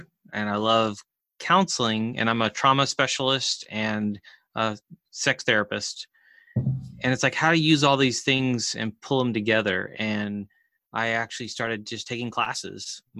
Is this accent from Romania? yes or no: no; Chile; I grew up in South America and Chile as a missionary kid